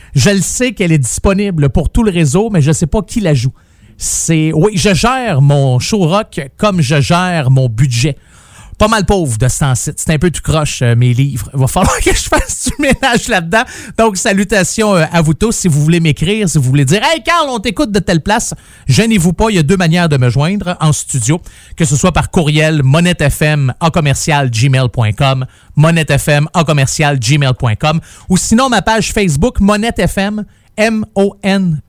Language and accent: French; Saint-Jérôme, Quebec, Canada; je suis natif de Saint-Jérôme